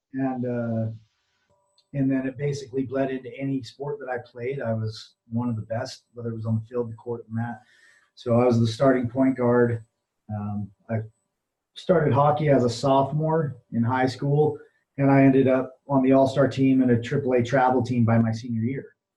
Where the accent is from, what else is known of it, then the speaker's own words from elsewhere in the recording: Utah, United States; I'm from Utah, so we have a really uh, stronghold of the LDS Mormon Church